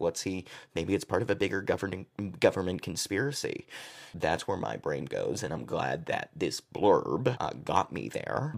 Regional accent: Massachusetts, United States; I'm from Massachusetts

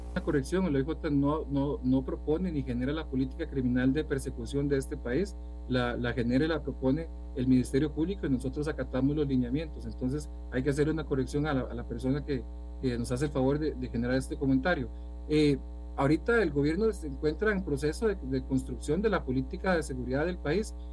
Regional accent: Costa Rica; como, costarricense

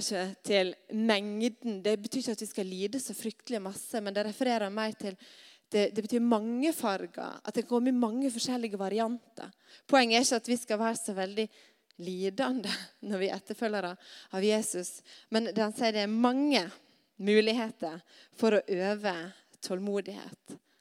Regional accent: Stad, Vestland, Norway; hjemme på Stad

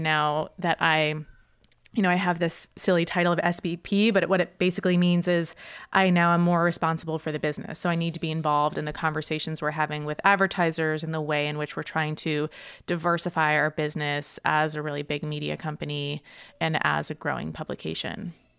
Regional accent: Boston, Massachusetts, United States; moved away as an adult; also born or lived in New York; I grew up uh, in the suburbs of Boston in Massachusetts

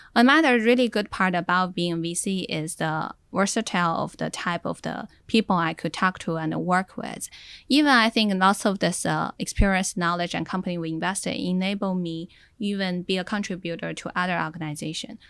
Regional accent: Inner Mongolia, China; now in Silicon Valley, United States; I was from Inner Mongolia and in Silicon Valley

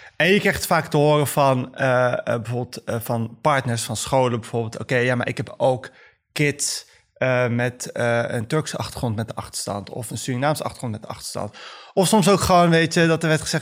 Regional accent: The Hague, South Holland, Netherlands; Ik ben ehm, gewoon geboren en opgegroeid in Den Haag, zoals vele Marokkaanse Nederlanders en moslims

